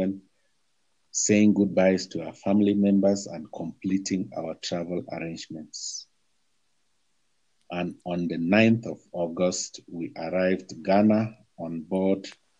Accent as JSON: {"language": "English", "country": "Cameroon", "moved": "as an adult"}